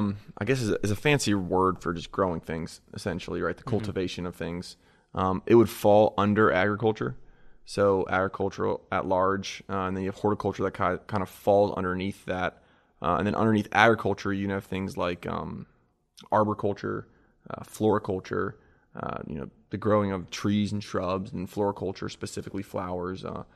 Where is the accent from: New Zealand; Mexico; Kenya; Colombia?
New Zealand; also born or lived in Delaware; Born in Delaware. My dad was kind of a serial entrepreneur of sorts, had a bunch of different ventures. He actually owned a greenhouse down there and ended up selling that, and we moved to New Zealand. So I grew up in New Zealand, my childhood.